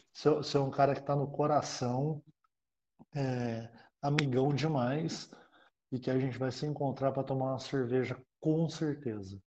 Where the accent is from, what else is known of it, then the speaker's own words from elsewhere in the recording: Brazil; a gente, como brasileiro